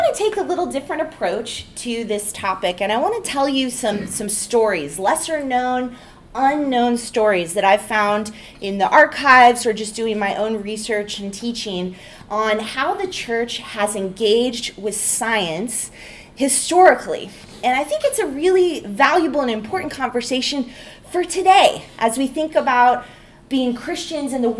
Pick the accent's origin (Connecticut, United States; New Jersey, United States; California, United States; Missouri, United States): California, United States; moved away; I am from California originally